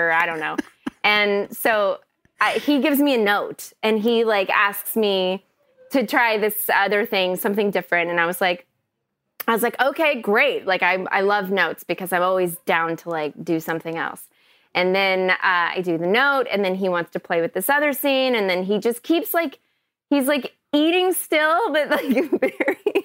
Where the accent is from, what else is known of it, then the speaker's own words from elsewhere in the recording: Kentucky, United States; moved away; also born or lived in Chicago / Los Angeles; I grew up in Kentucky